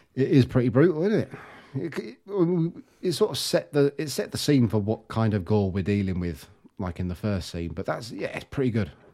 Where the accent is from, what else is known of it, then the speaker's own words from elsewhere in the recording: England, United Kingdom; we're English